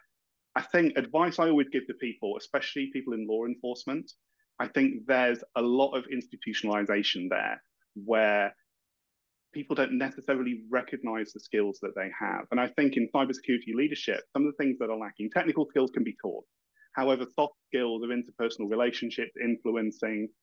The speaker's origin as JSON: {"language": "English", "region": "Yorkshire and the Humber", "country": "United Kingdom", "accent": "broad Yorkshire", "moved": "yes", "lives_now": "Kent, United Kingdom", "said": "I'm out in deepest, darkest Kent, but I originally hail from Yorkshire, as you can tell from my very broad accent"}